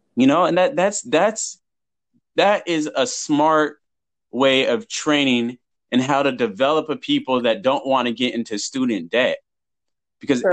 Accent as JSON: {"language": "English", "town": "Huntington Beach", "region": "California", "country": "United States", "tie": "born or raised there", "said": "I grew up in Huntington Beach"}